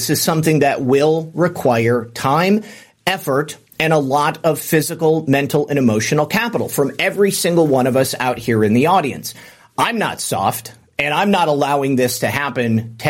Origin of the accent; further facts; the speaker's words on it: California, United States; I am from NorCal in a little town outside Yuba County.